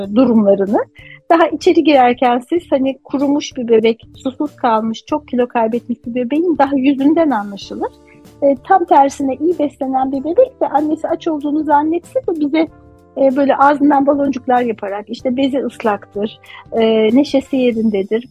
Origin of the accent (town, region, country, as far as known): Turkey